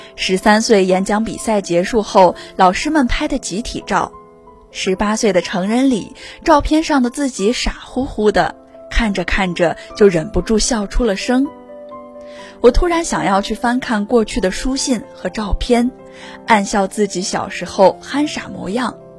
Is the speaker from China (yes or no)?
yes; Anyang, Henan, China; moved away as an adult; also born or lived in Nanjing; 来自河南安阳，我在南京大学，距离我的家乡八百四十四公里